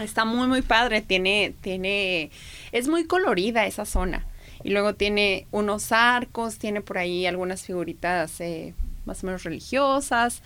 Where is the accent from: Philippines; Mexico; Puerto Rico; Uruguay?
Mexico; Tijuana, Baja California; somos de Tijuana.